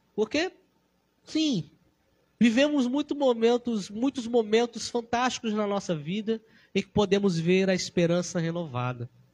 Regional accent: Brazil; nós cristãos sabemos que somos brasileiros

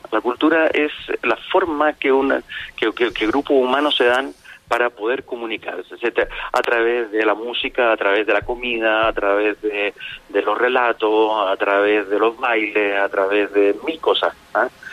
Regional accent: Chile; nosotros como, como sociedad chilena

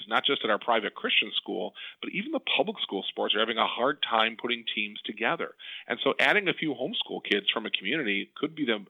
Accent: Depew, New York, United States; I was a kid growing up in the Buffalo, New York area. I was in a suburb of Depew

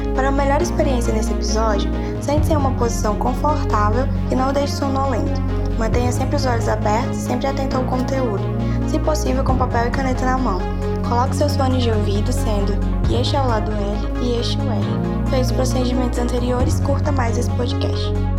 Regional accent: Açailândia, Maranhão, Brazil; eu sou de Açalândia de Maranhão

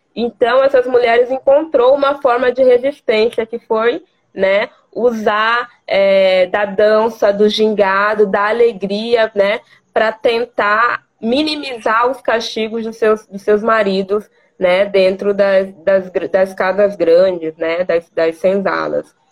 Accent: Vila Bela da Santíssima Trindade, Mato Grosso, Brazil; sou natural de Vila Bela da Santíssima Trindade, terra de Teresa de Benguela e a primeira capital do estado de Mato Grosso

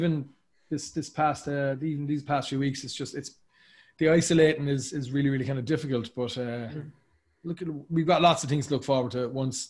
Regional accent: Cork, Munster, Ireland; moved away as an adult; also born or lived in Dublin, Ireland; now in New York, United States; as a kid when I was growing up in Cork, I always wanted to move to Dublin.

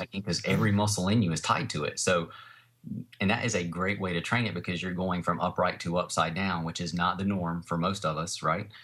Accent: Fuquay-Varina, North Carolina, United States; I have a training studio in my hometown here where I live. uh, in a place called Fuquay Arena.

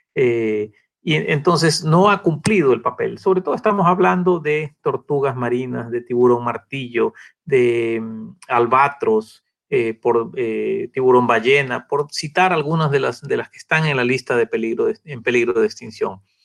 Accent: Galápagos, Ecuador; los que nacimos acá en Galápagos

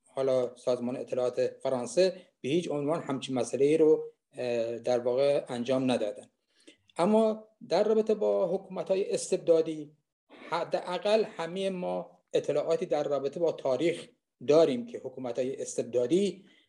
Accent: Khuzestan, Iran; moved away; من خوزستانی هستم

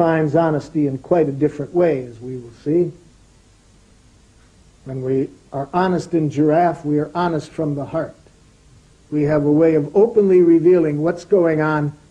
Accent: Detroit, Michigan, United States; I grew up in Detroit, Michigan, in the United States.

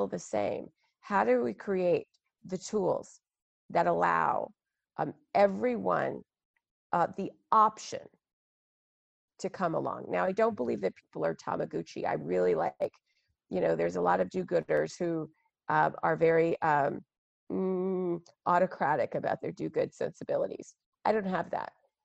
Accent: Texas, United States; I'm African American, growing up in Texas in the 80s

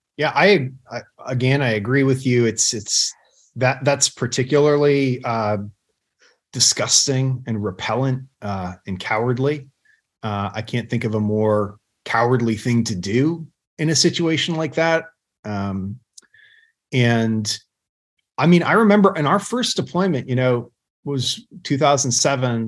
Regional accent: United States; as a patriotic American

